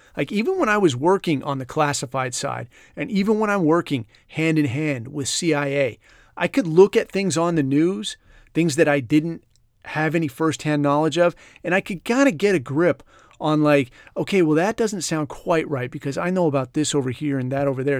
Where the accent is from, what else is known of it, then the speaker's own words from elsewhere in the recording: California, United States; moved away; I grew up in California